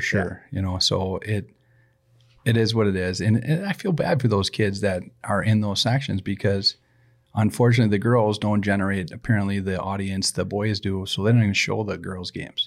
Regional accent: Saint Paul, Minnesota, United States; born or raised there

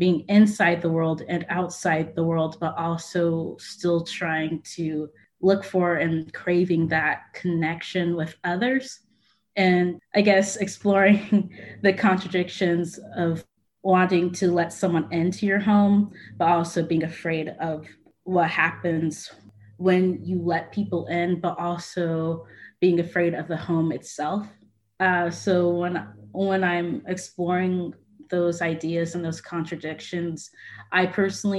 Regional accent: Franklin, Tennessee, United States; growing up in Tennessee, it's basically the main thing that we learned. And especially since I grew up in Franklin

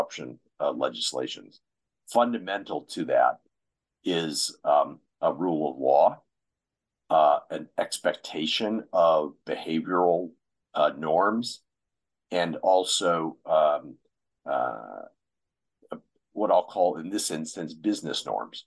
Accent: United States; my home country, the U.S.

